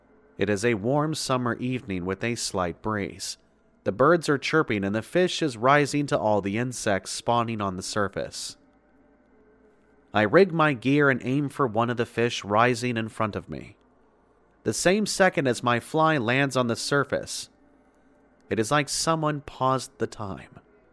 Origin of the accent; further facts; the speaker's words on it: Sweden; English is a second language; Sorry for the bad English. As you probably understand in the beginning, I am from Sweden